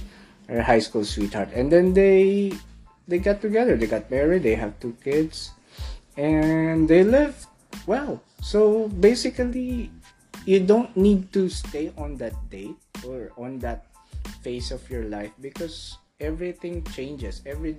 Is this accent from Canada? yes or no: yes; Alberta, Canada; And I'm from Alberta